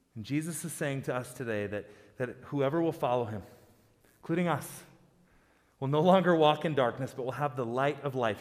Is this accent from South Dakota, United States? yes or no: yes; South Dakota, United States; also born or lived in Boise, Idaho; now in Colorado, United States; I grew up in South Dakota